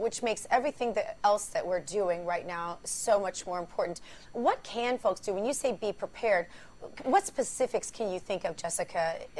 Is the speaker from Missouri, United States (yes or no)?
yes; Missouri, United States; Republican Senator Roy Blunt from my home state of Missouri